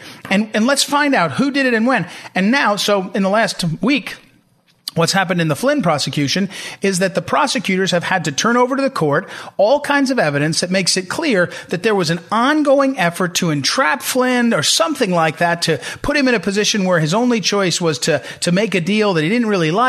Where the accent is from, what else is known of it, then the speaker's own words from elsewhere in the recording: New Jersey, United States; moved away; in my old home state where I grew up in New Jersey